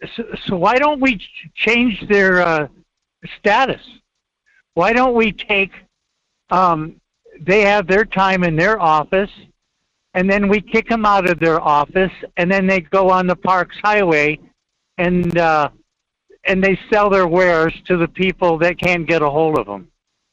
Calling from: Fairbanks, Alaska, United States; Hey, good morning, Michael. … from Fairbanks.

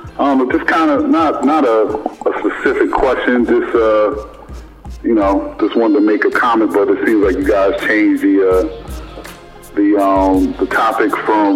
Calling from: Queens, New York, United States; from Queens.

